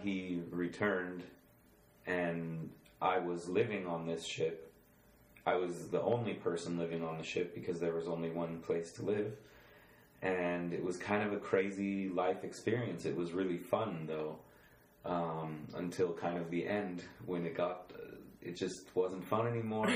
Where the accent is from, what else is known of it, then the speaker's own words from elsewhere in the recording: Boulder, Colorado, United States; moved away as an adult; also born or lived in Switzerland; I was born and raised in Boulder, Colorado